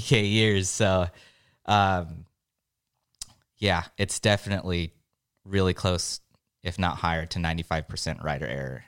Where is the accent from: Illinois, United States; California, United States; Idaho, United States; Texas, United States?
California, United States; San Diego; I'm from San Diego